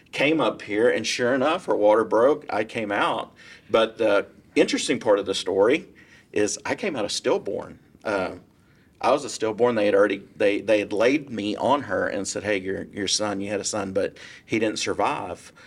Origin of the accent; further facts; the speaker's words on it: Irving, Texas, United States; also born or lived in San Diego, Texas / McKinney, Texas; I grew up in Irving and I lived there for a little over thirty years